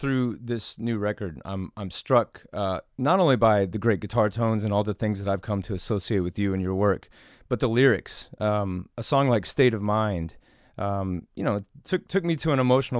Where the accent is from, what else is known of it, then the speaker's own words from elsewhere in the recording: Tennessee, United States; we grew up in Tennessee